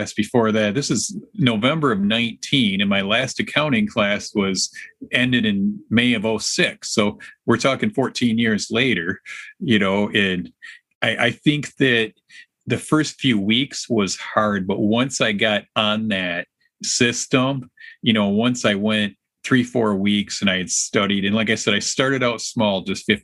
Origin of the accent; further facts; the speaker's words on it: Alpena, Michigan, United States; now in Lansing, United States; I actually was born and raised in northern Michigan, northern lower Michigan